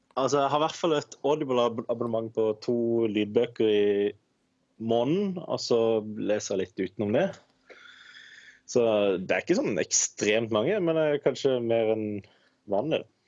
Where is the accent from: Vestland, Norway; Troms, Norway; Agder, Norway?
Agder, Norway; Kristiansand; Jeg er 29 år og kommer fra Kristiansand